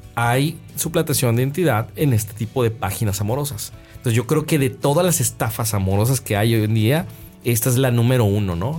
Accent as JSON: {"language": "Spanish", "town": "Guadalajara", "region": "Jalisco", "country": "Mexico", "moved": "yes", "lives_now": "Monterrey, Mexico", "said": "yo soy de Guadalajara, Guadalajara es un valle"}